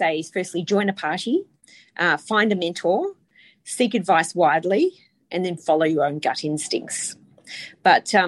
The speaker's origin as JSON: {"language": "English", "area": "Indi", "region": "Victoria", "country": "Australia", "moved": "yes", "said": "I come from Indi. I have a lot of family and friends"}